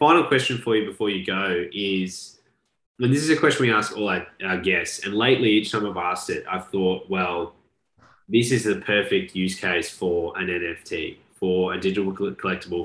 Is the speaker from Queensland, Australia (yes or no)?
no; Melbourne, Victoria, Australia; born or raised there; accent: Australian; moved away; also born or lived in London